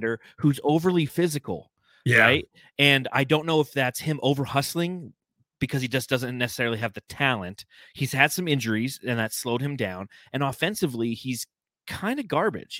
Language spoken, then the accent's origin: English; Phoenix, Arizona, United States; everything I've always loved in a basketball team is happening in my hometown now. And it's my Phoenix Suns